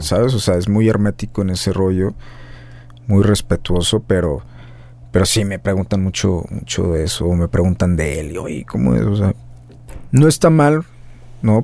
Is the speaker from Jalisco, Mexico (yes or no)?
yes; Guadalajara, Jalisco, Mexico; moved away as an adult; now in Mexico City, Mexico; uno es de aquí